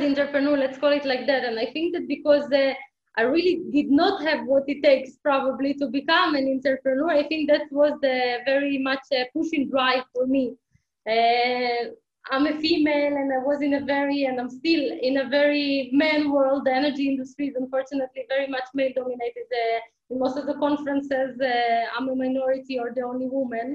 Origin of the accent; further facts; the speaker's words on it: Ukraine; now in Tel Aviv, Israel; although I'm joining you today from Tel Aviv, Israel, and that's where I live, I was not born here. I was born in Ukraine in 1986.